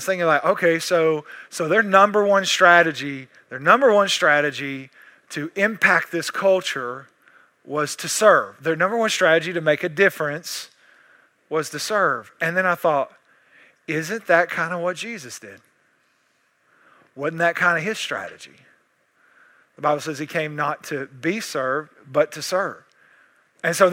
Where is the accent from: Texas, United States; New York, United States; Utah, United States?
Texas, United States; East; I'm East Texan